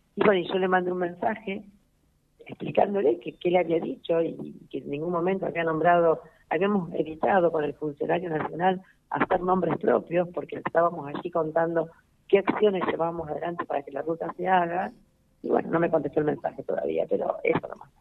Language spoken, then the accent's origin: Spanish; Santa Fe, Argentina; nosotros vamos a actuar como santafesinos